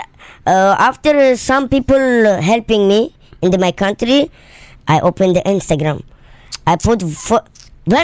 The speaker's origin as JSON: {"language": "English", "country": "Tajikistan", "also_born_or_lived": "London", "second_language": "English", "moved": "yes", "lives_now": "Dubai, United Arab Emirates", "said": "Originally, I am from Tajikistan"}